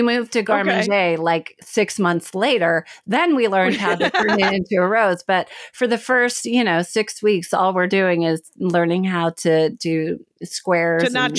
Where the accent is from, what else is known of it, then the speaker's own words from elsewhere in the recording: Oklahoma City, Oklahoma, United States; I'm from the Midwest. And so my family kept pushing art history.